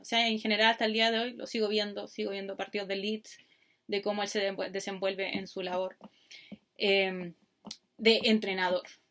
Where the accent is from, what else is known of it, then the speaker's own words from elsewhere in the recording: Chile; accent: Chilean; soy chilena, como pueden escuchar por mi maravilloso acento